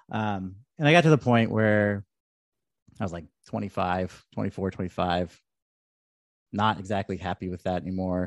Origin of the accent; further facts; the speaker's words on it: Red Bluff, California, United States; moved away as an adult; also born or lived in Oregon; lived in Red Bluff, like my hometown